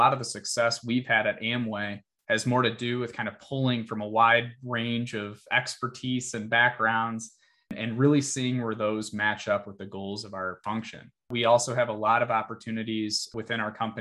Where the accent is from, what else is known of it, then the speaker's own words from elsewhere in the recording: Michigan, United States; born and raised in Michigan